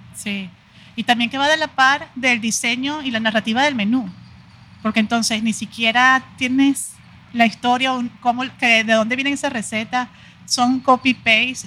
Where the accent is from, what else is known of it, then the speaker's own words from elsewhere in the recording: Venezuela; moved away as an adult; now in Mexico; yo vengo de Venezuela y tengo aquí ya 15 años